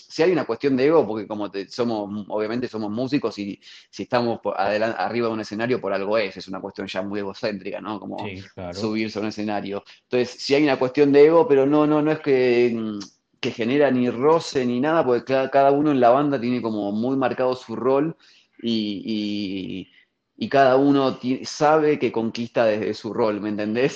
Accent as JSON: {"language": "Spanish", "country": "Argentina", "moved": "as an adult", "lives_now": "Mexico", "said": "siendo argentino"}